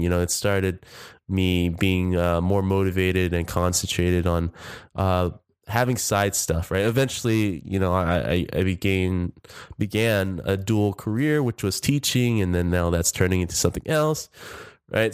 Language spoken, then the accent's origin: English; Orange County, California, United States; I'm originally from Orange County